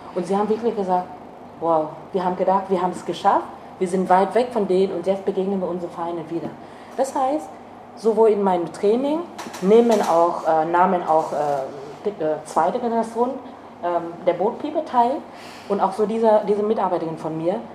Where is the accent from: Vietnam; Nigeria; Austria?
Vietnam; German is a second language; also born or lived in East Germany; now in Germany; hätte ich niemals als ähm, Vietnamesin